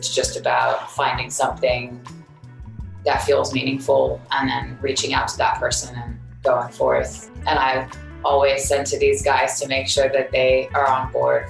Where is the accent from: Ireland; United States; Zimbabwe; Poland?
United States; Houston, Texas; it's because we're from Houston, which is a space city. That's just who we are and where we're from.